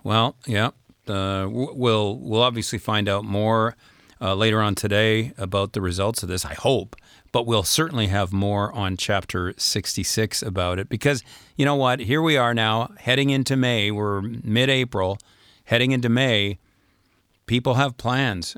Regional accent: Canada; moved away as an adult; now in France; we're Canadian citizens, we're here on a visitor's visa, but we pay taxes here and we have a house here

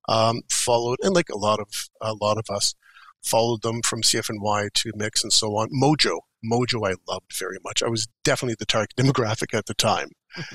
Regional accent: Sudbury, Ontario, Canada; moved away as an adult; now in Toronto, Canada; Growing up in Sudbury

